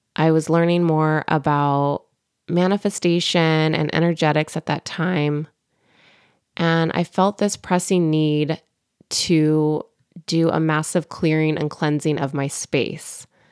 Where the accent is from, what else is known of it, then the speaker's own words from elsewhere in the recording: California, United States; also born or lived in Bay Area; born and raised in California